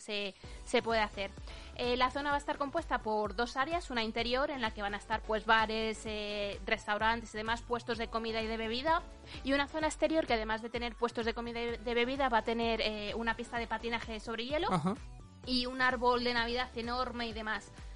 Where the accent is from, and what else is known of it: Spain; moved away as an adult; now in United Kingdom